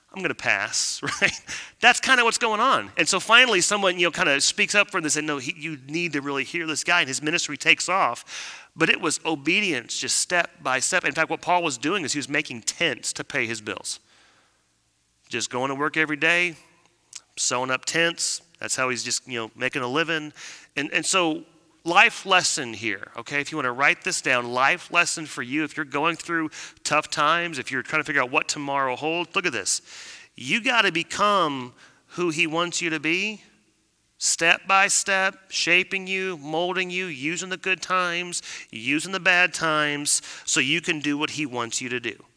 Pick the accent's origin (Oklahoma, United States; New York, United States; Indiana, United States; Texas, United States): Texas, United States; I'm Texan